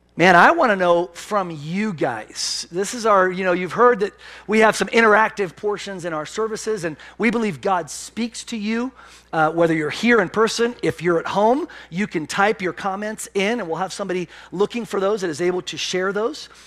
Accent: Pennsylvania, United States; moved away; I'm from Pennsylvania

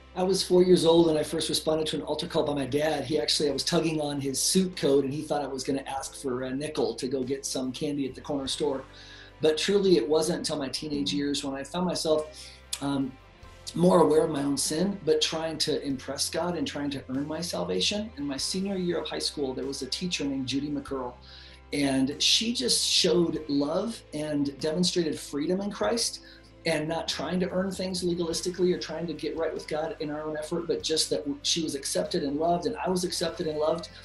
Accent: Hawaii, United States; I was born in Hawaii, and I went to a Buddhist preschool

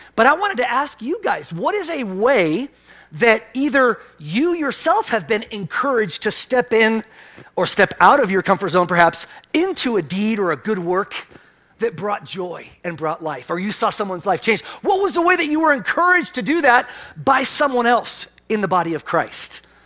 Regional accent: Pennsylvania, United States; moved away; I'm from Pennsylvania

